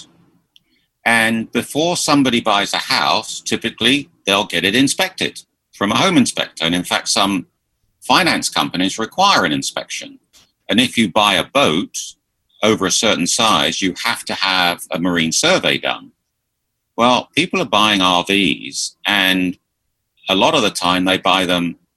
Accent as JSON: {"language": "English", "country": "United Kingdom", "also_born_or_lived": "Philadelphia, United States", "moved": "as an adult", "lives_now": "Florida, United States", "said": "I'm originally from just south of the Thames, just southwest of London."}